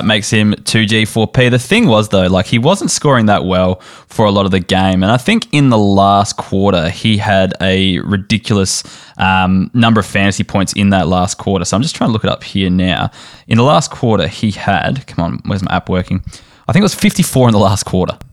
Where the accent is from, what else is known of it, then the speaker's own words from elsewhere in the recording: South Australia, Australia; I'm South Australian